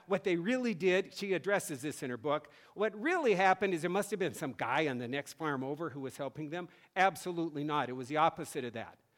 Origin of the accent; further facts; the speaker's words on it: North Dakota, United States; moved away as an adult; now in Massachusetts, United States; I grew up in North Dakota where the farmers came to church every Sunday and my dad was a pastor